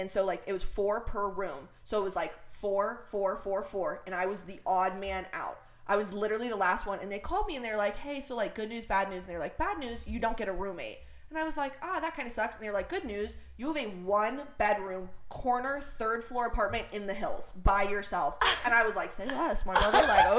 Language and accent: English; Missouri, United States; moved away as an adult; also born or lived in London / Los Angeles; Even though I'm really from the boonies in Missouri.